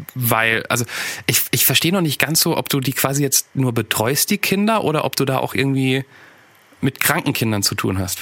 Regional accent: Nieder-Olm, Rhineland-Palatinate, Germany; Niederolm, da wo ich herkomme, kleines Kaff

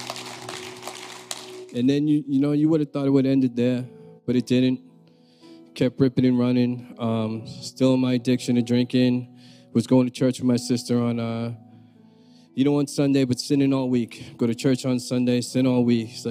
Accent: Peabody, Massachusetts, United States; I'm from the North Shore. I'm from Peabody. And so growing up, you know, I just had my mother

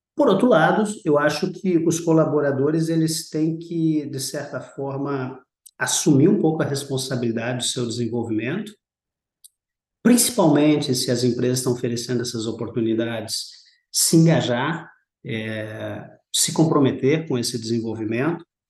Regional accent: Rio Grande do Sul, Brazil; moved away as an adult; also born or lived in Rio de Janeiro / São Paulo; sou brasileiro, é, sou natural do Rio Grande do Sul

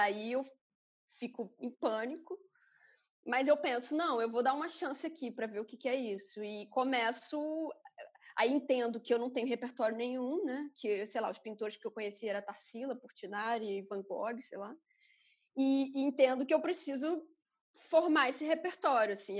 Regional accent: Rio de Janeiro, Brazil; E eu cresci em Campo Grande a vida toda, só saí de Campo Grande quando entrei na universidade

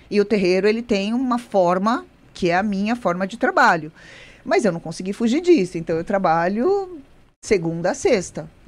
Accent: São Paulo, Brazil; born there; nasci em São Paulo

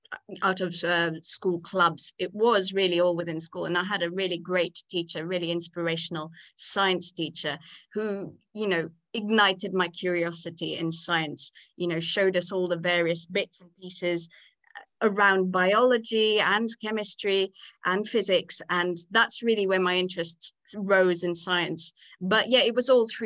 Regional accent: Nakuru, Rift Valley, Kenya; moved away as an adult; now in England; So I actually grew up in the Rift Valley, in a little town called Nakuru.

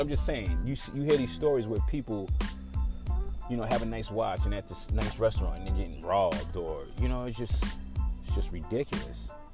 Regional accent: New York, United States; now in Atlanta, United States; I remember when I first moved to Atlanta, it was shocking because I come from New York

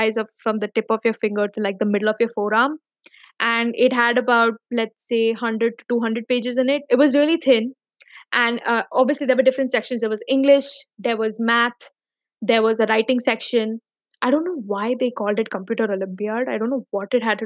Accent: Dubai, United Arab Emirates; also born or lived in Mumbai, India; I was born and brought up in Dubai, but briefly, when I was in the fifth grade till the end of seventh grade, we relocated to Bombay

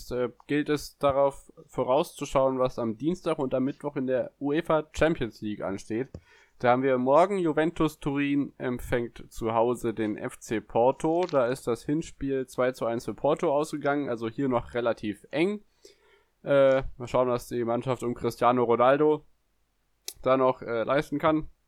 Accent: Bielefeld, North Rhine-Westphalia, Germany; ich als Bielefelder weiß, was Trainergerüchte so alles bewirken können.

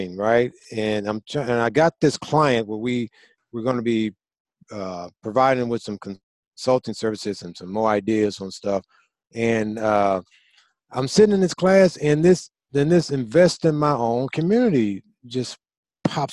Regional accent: St. Louis, Missouri, United States; when I grew up in St. Louis, Missouri

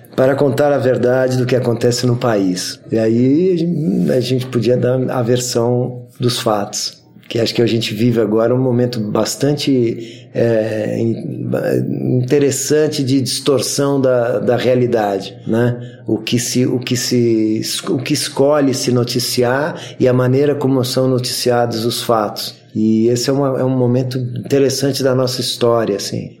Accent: São Paulo, Brazil; Sou paulistano da Gema

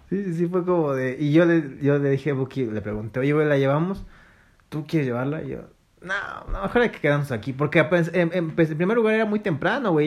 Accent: Mexico City, Mexico; sí nací en Iztapalapa, fíjate. Yo, era de allá. De la hermana República de Iztapalapa, ahí cerca de... de Consti

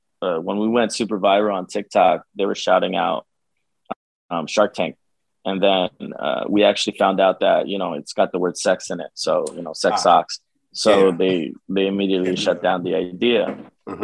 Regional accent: Peru; now in Union, New Jersey, United States; I was born in Peru, South America

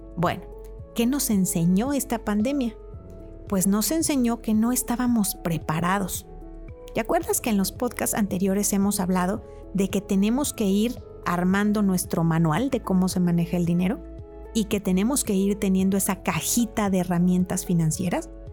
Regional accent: Mexico; como mexicanos

